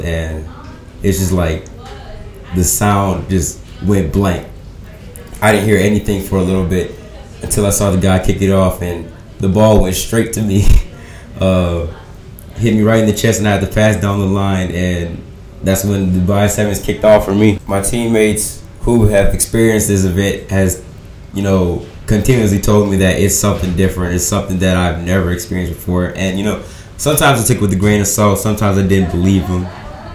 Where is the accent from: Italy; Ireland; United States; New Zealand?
United States; my home country, USA